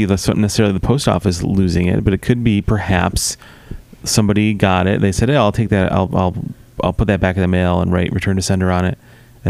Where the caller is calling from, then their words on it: Missouri, United States; I'm calling you from Missouri, so I'll be right over.